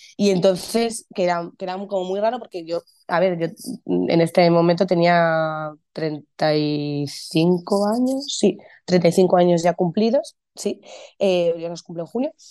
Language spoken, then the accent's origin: Spanish; Madrid, Community of Madrid, Spain; soy actriz, eh, soy de Madrid, vivo en Madrid